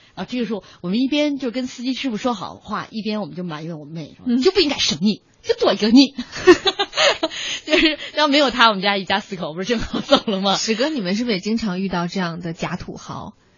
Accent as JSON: {"language": "Chinese", "town": "Xi'an", "region": "Shaanxi", "country": "China", "tie": "born or raised there", "moved": "yes", "lives_now": "Beijing, China", "said": "我在小的时候在西安嗯。生活的时候"}